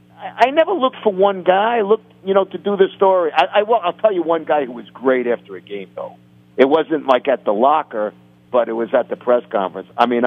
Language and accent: English; New York, United States; It would have been a mistake for me to go because I am a New Yorker. And I pride myself on that.